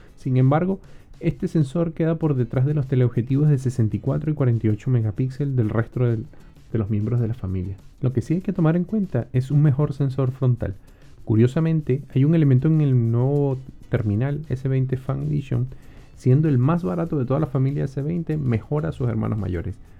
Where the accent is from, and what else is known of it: Venezuela; moved away